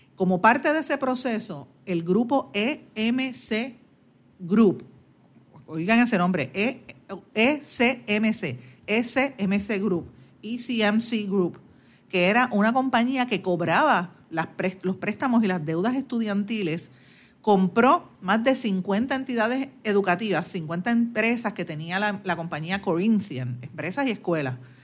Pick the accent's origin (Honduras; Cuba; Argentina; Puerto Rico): Puerto Rico; Guaynabo; yo soy de Guaynabo, natural de, de, de Guaynabo